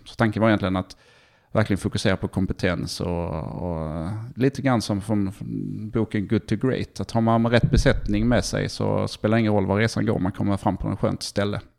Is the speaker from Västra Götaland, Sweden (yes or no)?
no; Malmö, Skåne, Sweden; moved away as an adult; also born or lived in England / Stockholm / China; now in Palo Alto, United States; sen så flyttade vi till Malmö när jag var tre. tre. Så det, att det, eh, vi är väl mest Malmöbo får man säga